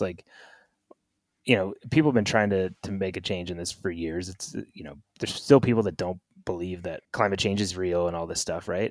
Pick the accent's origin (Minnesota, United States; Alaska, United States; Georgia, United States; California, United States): California, United States; Northern; now in Bend, United States; living in Bend, and I grew up in Northern California